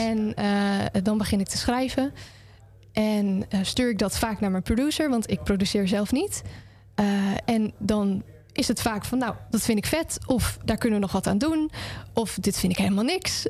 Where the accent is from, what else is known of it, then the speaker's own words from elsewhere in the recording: Drenthe, Netherlands; moved away as an adult; now in Groningen, Netherlands; ik kom uit een dorpje ongeveer een half uurtje er vandaan. Maar ik ben eh, vorig jaar erheen verhuisd